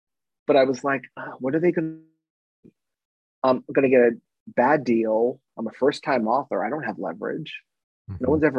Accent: Lawrence, Massachusetts, United States; I'm from Lawrence, Massachusetts, which still gets voted as like one of the worst cities in the country. But I love it. I love it. I'd spend all my summers in Lawrence in my grandmother's tenement house

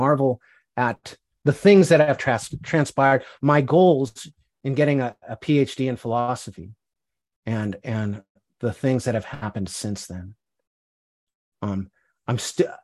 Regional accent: Aptos, California, United States; also born or lived in Fort Collins, Colorado; I grew up in California. I was born in Colorado, lived there till I was 5, up in the Rockies

